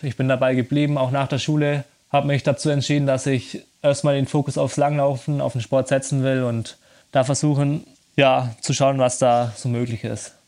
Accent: Germany; bei uns in Deutschland

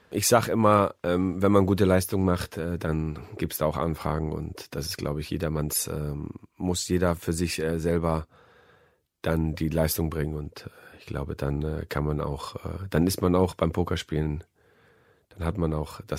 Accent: Hamburg, Germany; denn ich bin Hamburger und er wäre bei uns herzlich willkommen.

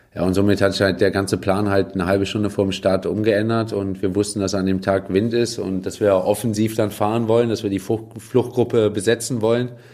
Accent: Cologne, North Rhine-Westphalia, Germany; also born or lived in Hürth; Köln bin ich groß geworden, ähm, bin ich geboren, aufgewachsen

